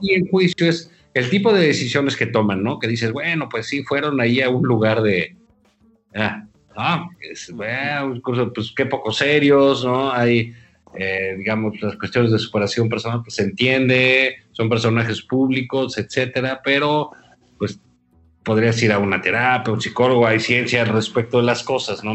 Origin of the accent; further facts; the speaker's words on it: Mexico; como mexicanos